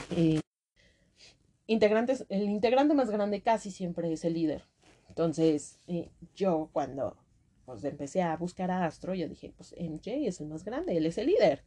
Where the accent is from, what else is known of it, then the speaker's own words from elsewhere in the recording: Mexico; las que somos de México